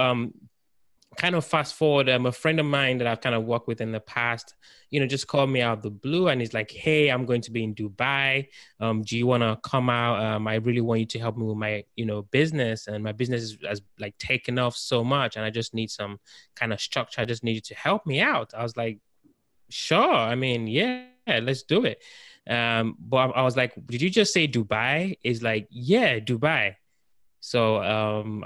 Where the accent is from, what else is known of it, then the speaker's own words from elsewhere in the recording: United Kingdom; moved away as an adult; now in United States; I'm actually from the United Kingdom. So I've been in the United States for about 4 or 5 years